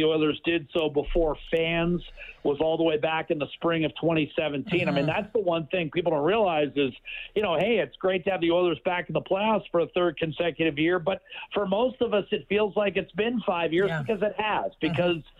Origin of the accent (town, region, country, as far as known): Pittsburgh, Pennsylvania, United States; born or raised there; now in Edmonton, Canada